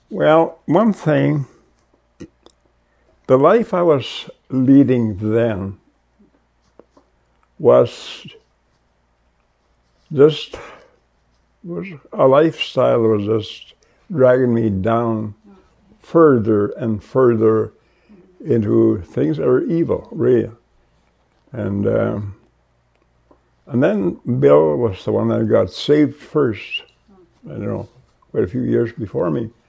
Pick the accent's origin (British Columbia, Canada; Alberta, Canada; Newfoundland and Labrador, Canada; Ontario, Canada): Alberta, Canada; Goodfish Lake; from Goodfish Lake, Alberta, and uh, this is where I was born and raised.